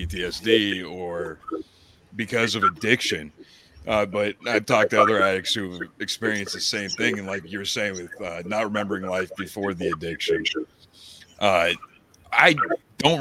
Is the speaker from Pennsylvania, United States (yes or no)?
yes; Bellefonte, Pennsylvania, United States; moved away as an adult; now in Florida, United States; I grew up in Pennsylvania.